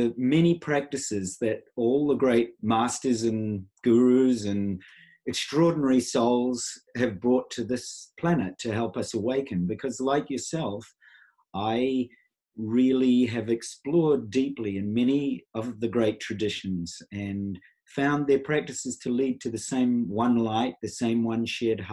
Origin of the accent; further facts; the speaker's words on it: New Zealand; I was born in New Zealand. I'm a Maori Hawaiian by birth